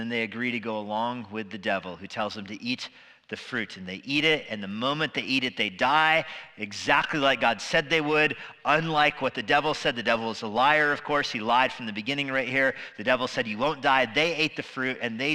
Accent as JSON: {"language": "English", "town": "Albuquerque", "region": "New Mexico", "country": "United States", "tie": "born or raised there", "moved": "yes", "lives_now": "Virginia, United States", "said": "I grew up in Albuquerque"}